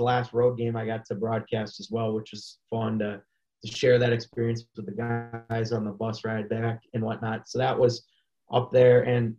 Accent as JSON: {"language": "English", "region": "Minnesota", "country": "United States", "said": "I'm a Minnesotan."}